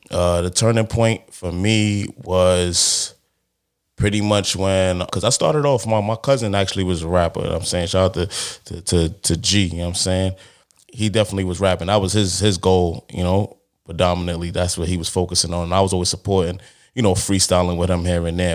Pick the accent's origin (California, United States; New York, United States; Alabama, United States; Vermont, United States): New York, United States; New York City; I'm from Brooklyn, obviously, you know what I'm saying? From Brooklyn, you know the vibes. But, um, from Crown